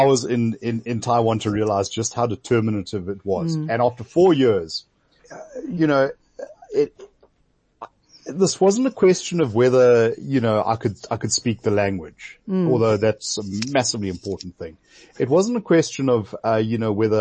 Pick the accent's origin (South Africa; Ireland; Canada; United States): South Africa; me being a South African